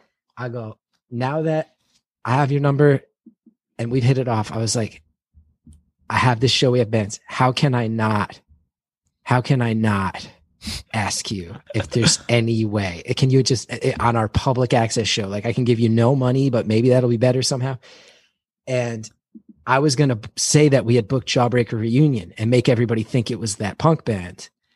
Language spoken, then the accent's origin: English; New Jersey, United States; And it's just about my massive amount of love for my home state.